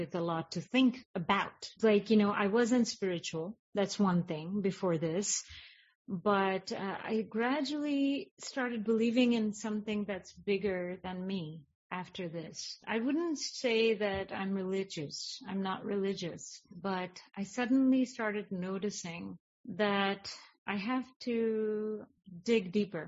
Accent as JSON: {"language": "English", "country": "India", "tie": "born or raised there", "moved": "yes", "said": "I was raised in India"}